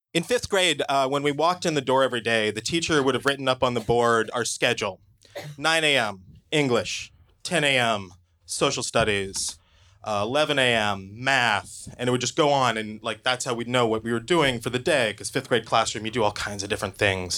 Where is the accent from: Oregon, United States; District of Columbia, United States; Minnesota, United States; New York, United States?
Oregon, United States; I grew up in Oregon